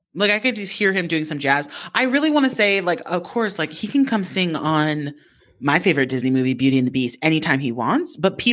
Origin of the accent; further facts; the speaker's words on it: Japan; growing up in Japan